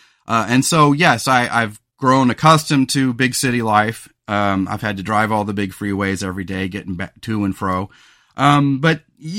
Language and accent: English; California, United States; also born or lived in Los Angeles; And so I grew up on the Central Coast of California. We had lived in LA when I was a small boy.